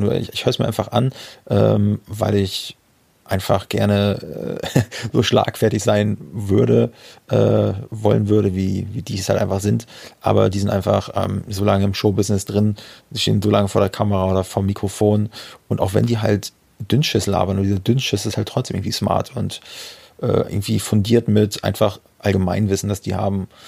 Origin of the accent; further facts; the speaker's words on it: near Parchim, Mecklenburg-Vorpommern, Germany; aus Parchim. Ja, ist, ist auch ein MacPom, also dicht an meiner Heimat